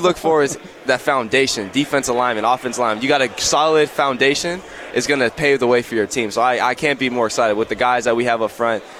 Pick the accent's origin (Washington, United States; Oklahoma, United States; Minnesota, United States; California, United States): California, United States; Simi Valley; I'm from Simi Valley.